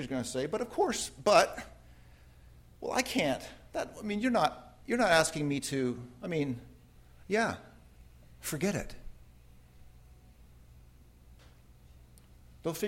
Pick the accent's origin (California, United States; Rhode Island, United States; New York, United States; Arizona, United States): California, United States; Redlands; moved away; my hometown, Redlands, California